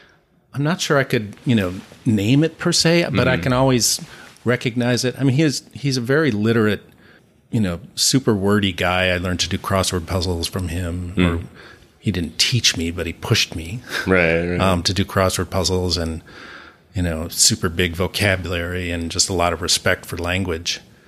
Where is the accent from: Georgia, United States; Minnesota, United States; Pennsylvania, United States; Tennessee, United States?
Minnesota, United States; St. Paul; It's like, no, I'm from St. Paul.